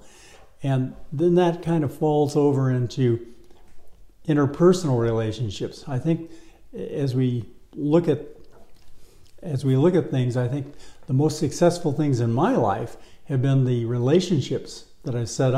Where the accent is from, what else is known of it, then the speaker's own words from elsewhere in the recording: Detroit, Michigan, United States; now in Los Angeles, United States; when I was a kid growing up in Detroit